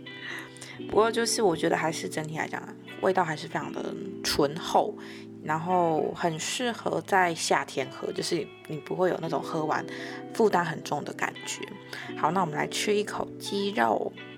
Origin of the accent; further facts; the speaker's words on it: Kaohsiung, Taiwan; moved away as an adult; now in Taipei, Taiwan; 我是高雄人